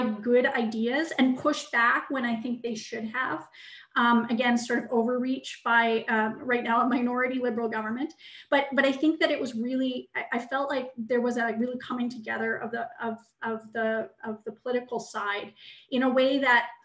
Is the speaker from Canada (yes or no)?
yes; Western Canada, Canada; I grew up in the West